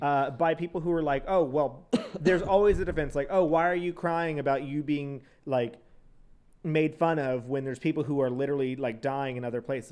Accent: San Antonio, Texas, United States; also born or lived in College Station, Texas; I was from San Antonio in College Station

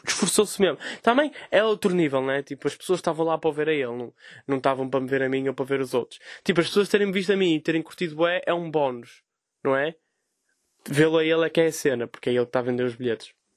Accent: Vila Nova de Gaia, Norte, Portugal; sou de Gaia, não é? Sou um humorista de Gaia

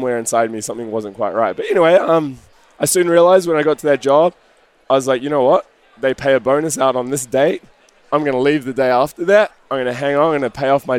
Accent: New Zealand; moved away as an adult; also born or lived in Sydney; I grew up in New Zealand. I was there until I was 20, 21

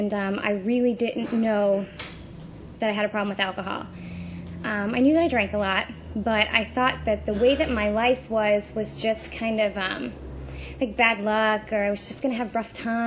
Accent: St. Louis, Missouri, United States; now in Tampa, United States; I grew up in St. Louis, Missouri.

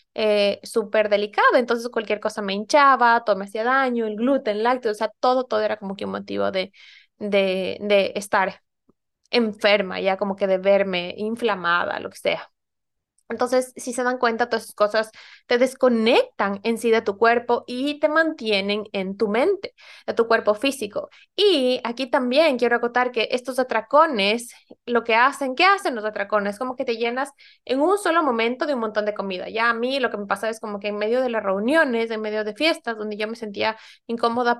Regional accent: Ecuador; moved away as an adult; now in Norway; yo soy ecuatoriana y me mudé aquí hace ya casi ocho años

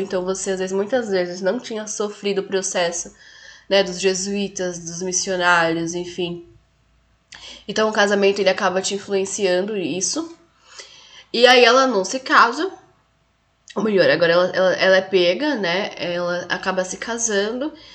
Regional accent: Brazil; enquanto brasileira, enquanto mulher latino-americana

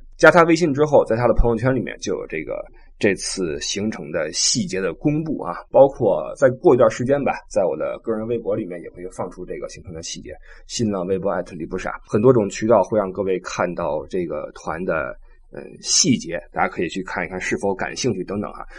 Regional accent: China; moved away; also born or lived in Europe; 我们中国人

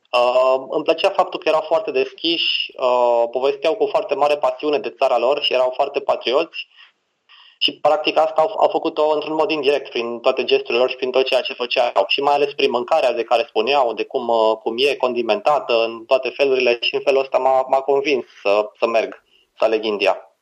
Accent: Romania; ca și român, mă privesc ca pe un alb

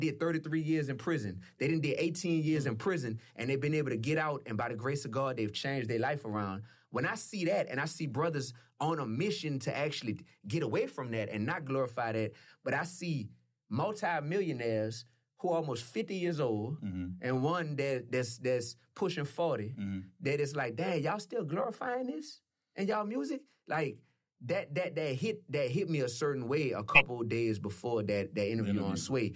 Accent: New Orleans, Louisiana, United States; I'm from New Orleans.

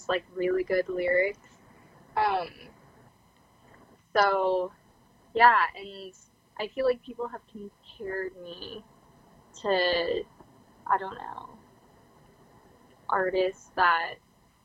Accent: New York, United States; born or raised there

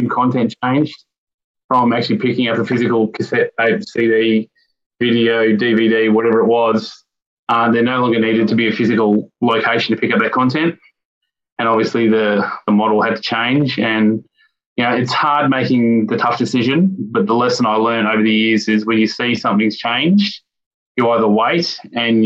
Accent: Victoria, Australia; also born or lived in Melbourne; born and bred in Victoria, and grown up in a strong Christian home all my life. Grew up in around Wandon as a young kid

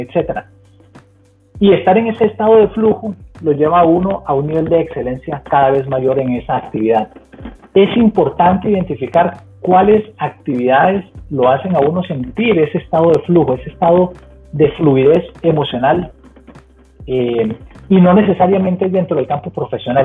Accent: Costa Rica; moved away as an adult; now in Cincinnati, United States; soy 100% tico, muy orgulloso

